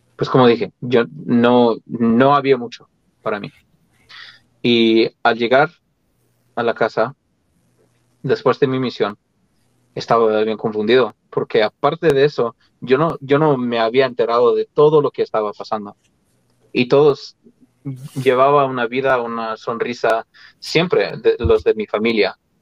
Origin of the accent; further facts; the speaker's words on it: Colorado, United States; moved away as an adult; yo nací en el estado de Colorado, aquí en Estados Unidos, y viví ahí, pues, ah, de, niño, de adolescente, y hasta que me fui a la misión.